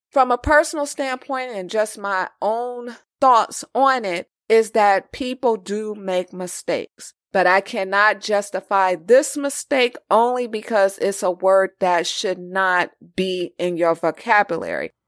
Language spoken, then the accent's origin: English; California, United States; being raised in California